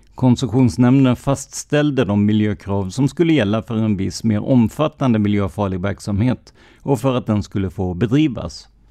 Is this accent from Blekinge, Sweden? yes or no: yes; Rödeby, Blekinge, Sweden; byn jag kommer ifrån, Rödeby i Karlskrona kommun, har cirka 3500 invånare och det kändes ändå som en liten ort att växa upp i.